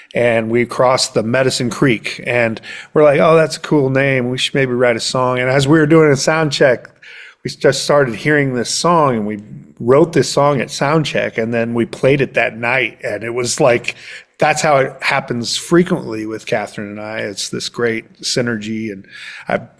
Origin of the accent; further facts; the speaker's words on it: Lamoni, Iowa, United States; now in Jefferson, United States; I lived in my hometown of Lamoni, which is southern Iowa